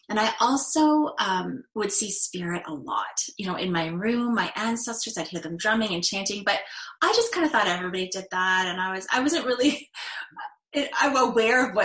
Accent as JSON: {"language": "English", "area": "north of Toronto", "region": "Ontario", "country": "Canada", "tie": "born or raised there", "said": "I grew up north of Toronto"}